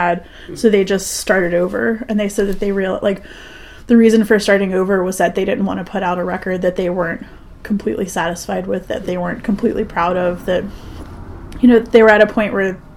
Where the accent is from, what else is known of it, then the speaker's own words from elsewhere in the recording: Cary, North Carolina, United States; I grew up in Cary and have only ever lived in the Triangle